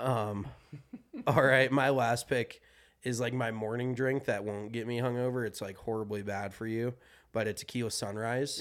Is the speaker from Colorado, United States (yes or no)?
yes; Colorado, United States; growing up in Colorado